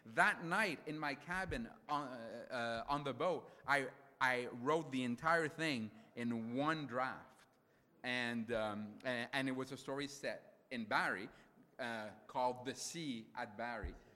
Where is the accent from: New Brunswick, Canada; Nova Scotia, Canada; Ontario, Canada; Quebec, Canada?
Quebec, Canada; Montreal; first language French; English is a second language; I grew up in a fr- francophone part of Montreal